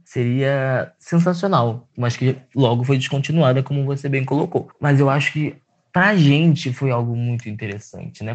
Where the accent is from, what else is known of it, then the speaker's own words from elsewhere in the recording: Rio de Janeiro, Brazil; eu sou de Campo Grande